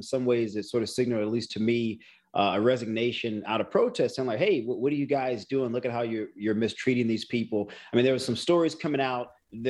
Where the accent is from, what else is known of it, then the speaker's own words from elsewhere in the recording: New Orleans, Louisiana, United States; I'm from New Orleans. There's a lot of connectedness there, particularly with Creole and other cultural things.